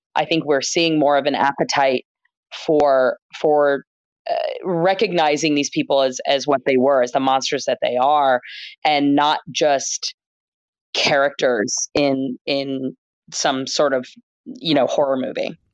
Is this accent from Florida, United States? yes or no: yes; Gainesville, Florida, United States; moved away as an adult; now in Philadelphia, United States; I grew up in Gainesville, Florida, where the University of Florida is